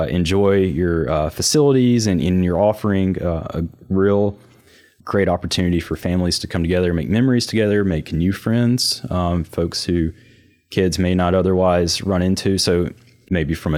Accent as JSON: {"language": "English", "town": "New Albany", "region": "Mississippi", "country": "United States", "tie": "born or raised there", "said": "I grew up in New Albany, Mississippi"}